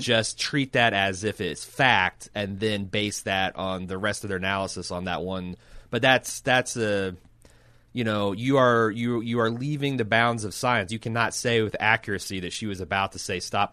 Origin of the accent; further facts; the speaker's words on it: United States; as an American